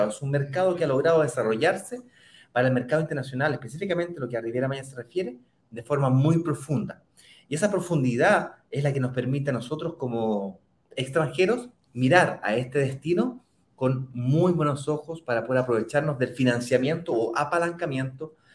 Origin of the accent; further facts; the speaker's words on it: Santiago, Santiago Metropolitan Region, Chile; desde, Santiago, de Chile, mi ciudad natal